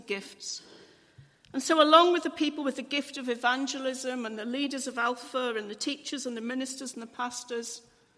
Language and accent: English; England, United Kingdom; I'm English